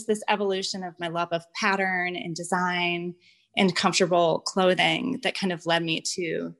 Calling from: Ocean View, New Jersey, United States; I'm recording from Ocean View, New Jersey.

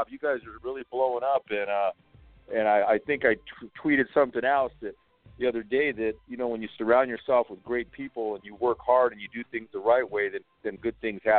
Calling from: Los Angeles, California, United States; I'm calling from the City of Angels

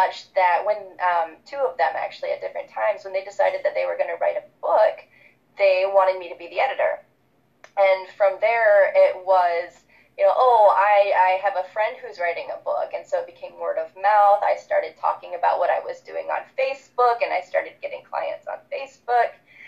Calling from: Michigan, United States; I'm calling in from Michigan right now in the United States. I live about a half-hour drive outside of Detroit in a cute little neighborhood right next to a park.

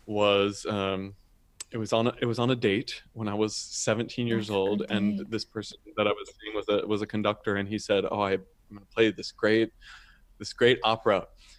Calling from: San Francisco, California, United States; I am calling from San Francisco, which is where I live. And I'm an American baritone.

